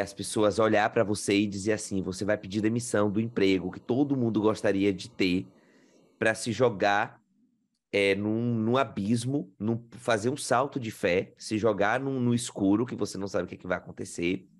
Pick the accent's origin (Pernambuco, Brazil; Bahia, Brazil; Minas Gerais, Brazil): Bahia, Brazil; Riachão do Jacuípe; moved away as an adult; now in Australia; eu sou baiano, do sertão da Bahia, Riachão do Jacuípe.